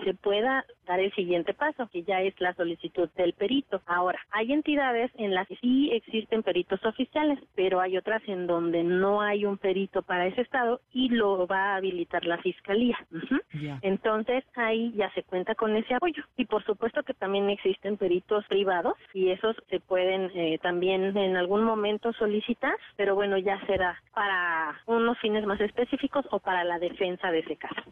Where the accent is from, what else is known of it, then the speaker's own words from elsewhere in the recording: Mexico; nosotros como mexicanos